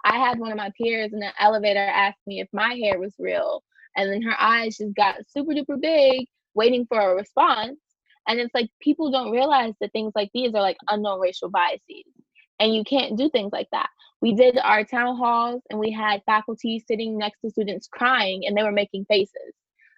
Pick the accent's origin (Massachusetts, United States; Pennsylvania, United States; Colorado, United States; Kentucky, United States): Kentucky, United States; moved away as an adult; now in New York, United States; I'm from Kentucky.